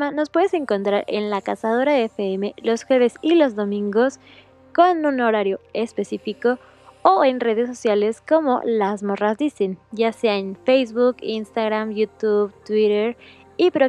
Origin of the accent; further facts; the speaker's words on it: Mexico; Nosotras somos de México